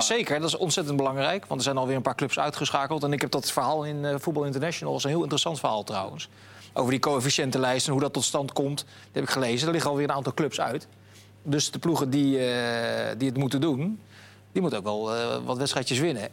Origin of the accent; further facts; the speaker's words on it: Netherlands; wij als Nederlanders